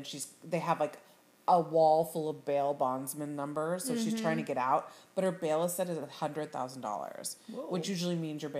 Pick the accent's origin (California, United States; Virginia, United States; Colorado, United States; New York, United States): California, United States; Sacramento; I am from Sacramento.